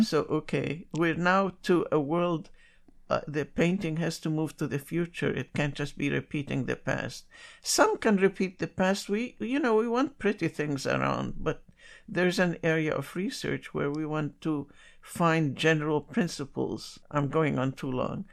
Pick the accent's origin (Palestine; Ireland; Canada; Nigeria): Palestine; Jerusalem; now in New York City, United States; I was born in Jerusalem before Israel was ever created. So, in my memory is a very wonderful society